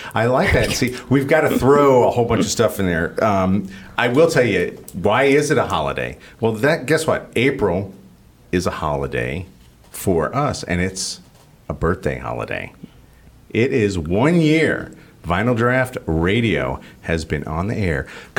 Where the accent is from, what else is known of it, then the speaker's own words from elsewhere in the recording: Miami, Florida, United States; also born or lived in New York City / San Francisco; And maybe that's because I grew up in places like Miami and, mm-hmm. and you know, I'm from New York City and I've lived in San Francisco